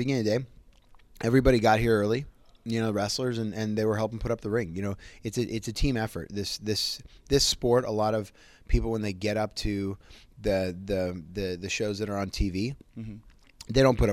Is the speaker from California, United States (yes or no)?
yes; Cupertino, California, United States; I grew up in Cupertino, California, which is the home of Apple computers